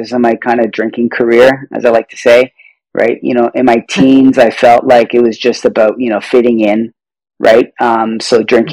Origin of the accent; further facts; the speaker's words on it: Toronto, Ontario, Canada; I'm from Toronto, Canada.